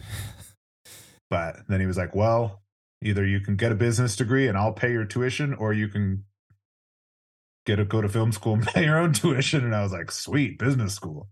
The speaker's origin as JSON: {"language": "English", "area": "Orange County", "region": "California", "country": "United States", "tie": "born or raised there", "said": "I grew up in Orange County, California"}